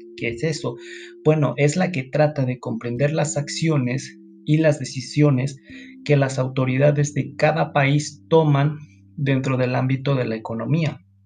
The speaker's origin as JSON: {"language": "Spanish", "country": "Mexico", "said": "nosotros como mexicanos"}